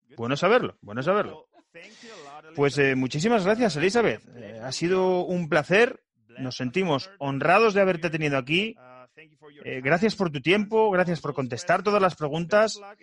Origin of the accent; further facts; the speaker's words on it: Spain; first language Spanish; moved away as an adult; now in United States; Los tres miembros de este podcast somos de España y nos conocimos aquí en Estados Unidos.